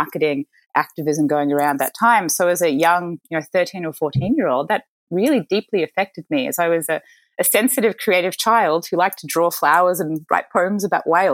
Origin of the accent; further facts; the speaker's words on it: Mornington Peninsula, Victoria, Australia; also born or lived in Chicago; I was born in Chicago, but I moved to Australia to Australian parents as a baby. So I'm a dual American-Australian citizen. But I grew up in a lovely part of Australia called the Mornington Peninsula